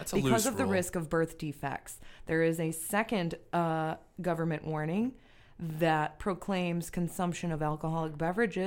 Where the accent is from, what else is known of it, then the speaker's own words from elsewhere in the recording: Livonia, Michigan, United States; I'm poor and from Livonia